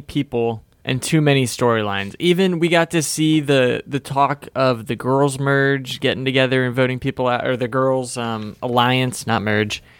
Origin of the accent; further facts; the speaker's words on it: Florida, United States; I'm from Florida